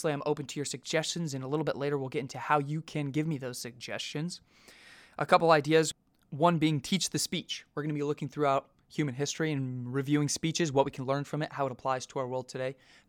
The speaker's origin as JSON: {"language": "English", "country": "United States", "said": "our privilege as American citizens"}